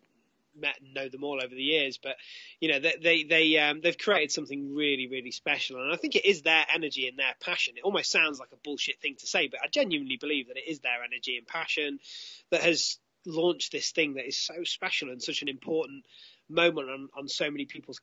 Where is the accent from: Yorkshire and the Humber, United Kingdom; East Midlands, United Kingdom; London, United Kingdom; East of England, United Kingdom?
East Midlands, United Kingdom; Derby; my hometown, Derby